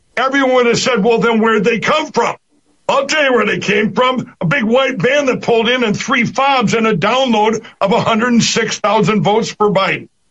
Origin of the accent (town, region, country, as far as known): Minnesota, United States; born or raised there